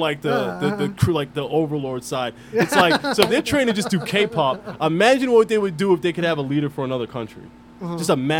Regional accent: Philadelphia, Pennsylvania, United States; I'm from Southwest Philly, been around some gang shit.

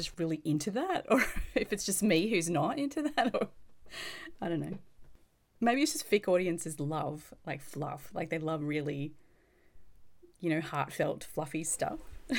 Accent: Australia; as an Australian, we don't generally respond to like really over-the-top cutesy stuff very well.

